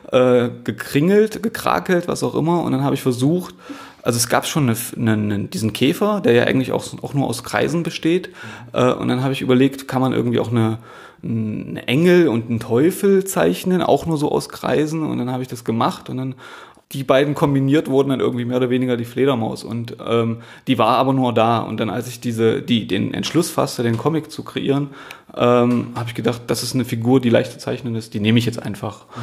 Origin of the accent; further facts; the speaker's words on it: Halle, Saxony-Anhalt, Germany; also born or lived in Magdeburg / Stuttgart; now in Berlin, Germany; Ich komme eigentlich aus Halle, habe in Magdeburg studiert, habe in Stuttgart gearbeitet, war in Tuttlingen eine Zeit lang, dann in Nürnberg